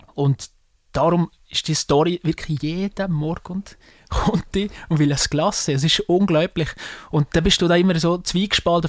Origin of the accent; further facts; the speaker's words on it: Salgesch, Valais, Switzerland; accent: Walliser dialect; ich komme aus einem, aus einem Weindorf, ich komme von Salgesch